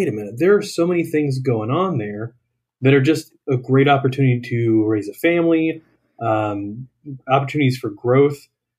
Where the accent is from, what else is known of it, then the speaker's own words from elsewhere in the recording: Greensboro, North Carolina, United States; moved away as an adult; I am from originally Greensboro, North Carolina. So it's dead center of the state. That's where I grew up. I spent 18 years there.